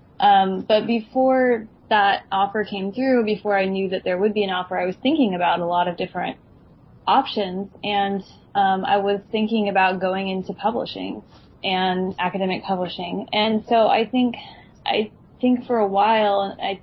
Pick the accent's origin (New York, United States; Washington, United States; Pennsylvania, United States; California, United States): Washington, United States; now in Virginia, United States; the state I grew up in Washington State